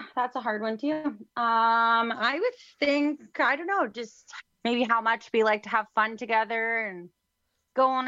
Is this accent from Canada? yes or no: yes; Kelowna, British Columbia, Canada; I am actually from Kelowna, British Columbia in Canada